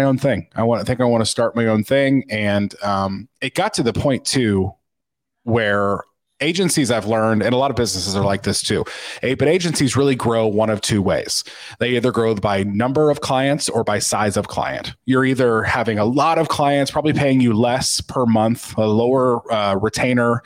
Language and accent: English; Kokomo, Indiana, United States; I grew up exactly where I am right now, in Kokomo, Indiana